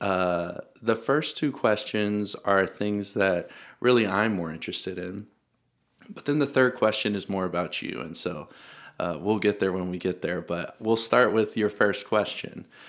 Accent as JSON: {"language": "English", "region": "Middle Tennessee", "country": "United States", "said": "I'm also from Tennessee. I'm from Middle Tennessee, though"}